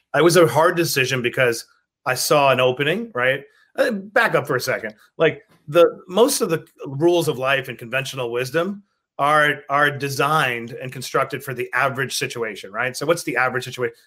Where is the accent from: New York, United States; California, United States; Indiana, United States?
New York, United States; New York City; growing up in Queens